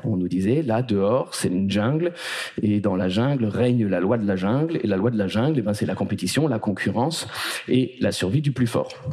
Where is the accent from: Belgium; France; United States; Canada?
France; Paris, Île-de-France; là où j'ai grandi, j'ai grandi à Paris